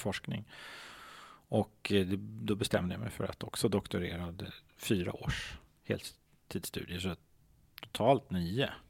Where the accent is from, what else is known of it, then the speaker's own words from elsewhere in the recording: Stockholm, Stockholm County, Sweden; Jag är uppvuxen i Hässelby gård.